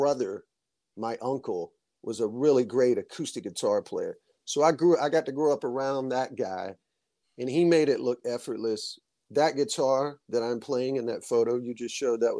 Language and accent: English; Monroeville, Alabama, United States; also born or lived in Macon, Georgia / Birmingham, Alabama; my family moved to a small town in South Alabama called Monroeville. That's where I went to grade school